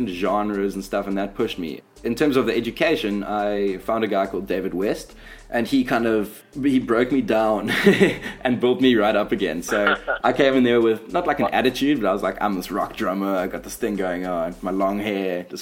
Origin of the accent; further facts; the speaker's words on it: Durban, KwaZulu-Natal, South Africa; accent: Durban surfer skater; moved away; also born or lived in Cape Town; growing up in Durban